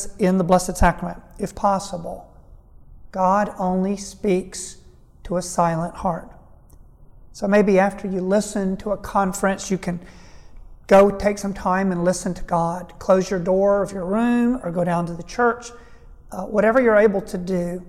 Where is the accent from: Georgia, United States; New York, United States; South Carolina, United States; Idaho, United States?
Georgia, United States; Statesboro; I was raised in Statesboro, Georgia, on a tobacco farm.